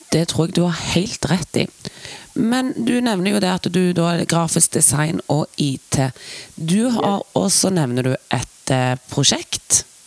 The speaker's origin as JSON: {"language": "Norwegian", "region": "Western Norway", "country": "Norway", "accent": "Vestland dialect", "said": "jeg har vestlandsdialekt"}